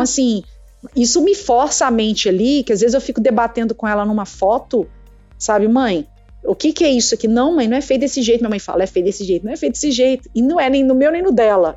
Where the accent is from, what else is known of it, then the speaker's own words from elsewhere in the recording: Minas Gerais, Brazil; accent: mineirês; now in Campinas, Brazil; esse sotaque meu é porque eu sou de Minas, tá, gente? Eu sou mineira e eu carrego mesmo